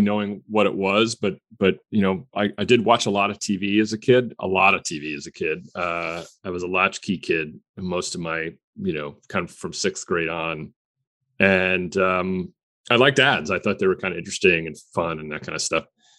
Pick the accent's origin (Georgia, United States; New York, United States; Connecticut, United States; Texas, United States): Connecticut, United States; Stamford; my hometown of Stamford, Connecticut